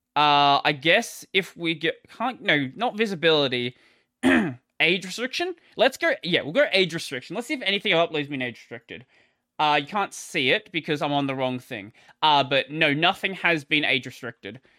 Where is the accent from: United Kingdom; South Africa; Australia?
Australia; I'm an Aussie